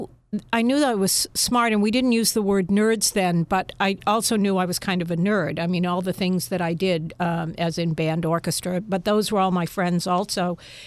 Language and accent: English; Natick, Massachusetts, United States; Natick is a suburb of Boston, about 16 miles outside of Boston. And my mother and father lived there for a number of years. They moved there from Holliston because the schools were better in Natick.